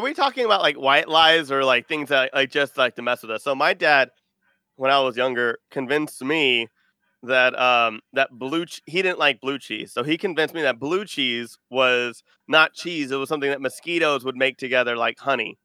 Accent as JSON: {"language": "English", "region": "Texas", "country": "United States", "said": "I'm from Texas"}